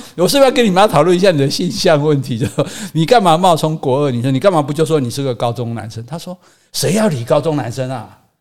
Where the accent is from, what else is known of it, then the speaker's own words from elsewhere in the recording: Hsinchu, Taiwan; 我们新竹高中旁边是新竹商校， 旁边还是那个二女中